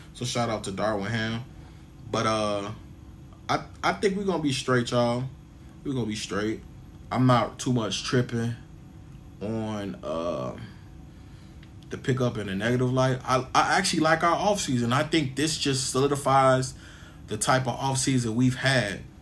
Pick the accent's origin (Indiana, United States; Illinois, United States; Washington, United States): Illinois, United States; Chicago; I'm from Chicago